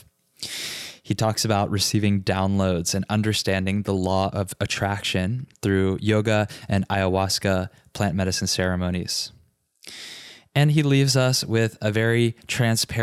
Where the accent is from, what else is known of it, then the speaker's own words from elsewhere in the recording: Richmond, Virginia, United States; the Yoga Dojo in my hometown of Richmond, Virginia